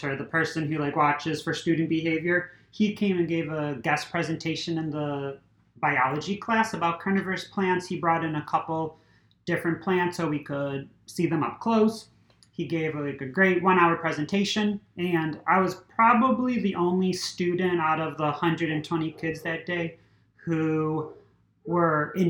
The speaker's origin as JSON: {"language": "English", "town": "Niagara Falls", "region": "New York", "country": "United States", "tie": "born or raised there", "also_born_or_lived": "Buffalo, New York", "moved": "as an adult", "lives_now": "Tampa, United States", "said": "I grew up in Niagara Falls. I was pretty much raised at the Aquarium of Niagara."}